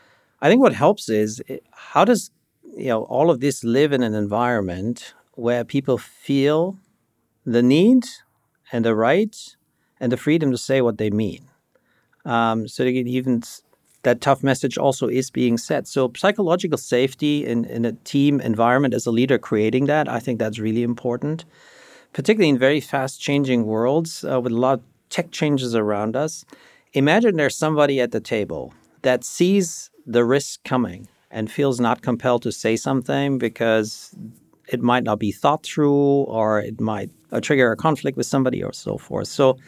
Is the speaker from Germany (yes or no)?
yes; Germany; English is a second language; moved away; also born or lived in Michigan, United States; So the listeners might hear a trace of an accent. So I grew up in Germany, and I grew up in a everything is good context. Middle-class family, there was no problems.